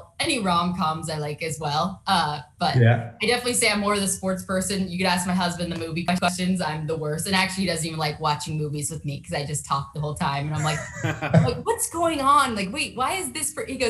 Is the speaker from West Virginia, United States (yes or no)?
no; Southern California, United States; I grew up in Southern California